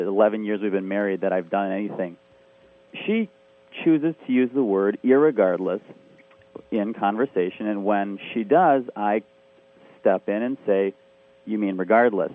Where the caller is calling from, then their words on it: Burlington, Wisconsin, United States; I'm calling from Burlington, Wisconsin